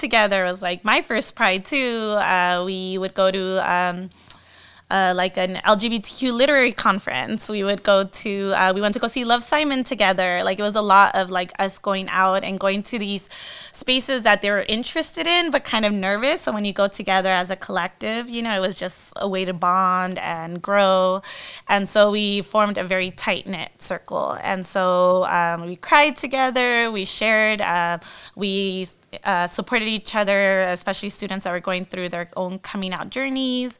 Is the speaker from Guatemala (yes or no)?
yes; Guatemala; moved away as an adult; also born or lived in United States; I grew up in Guatemala, when I went to college in the United States